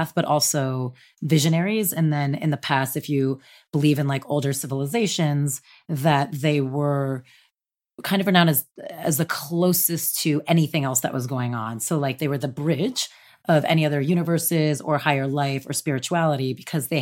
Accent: New Jersey, United States; I'm from New Jersey, right outside the city.

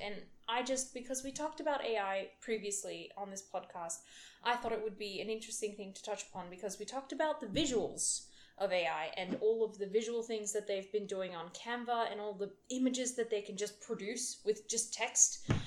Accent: Netherlands; now in Australia; I had never had a blackout before in the Netherlands

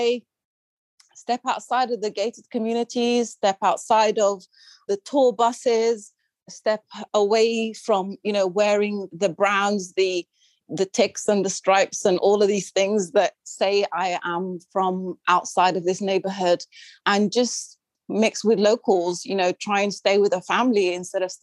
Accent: United Kingdom; accent: British; also born or lived in Sudan; my light skin and my British accent

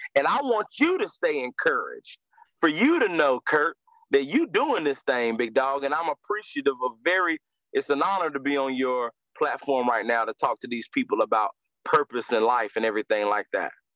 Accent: Winston-Salem, North Carolina, United States; I'm from Winston Salem, North Carolina uh, born and raised

